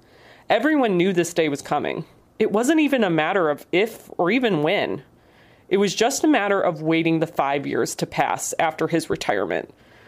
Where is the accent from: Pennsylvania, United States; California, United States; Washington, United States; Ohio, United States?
Ohio, United States; Cleveland; my hometown.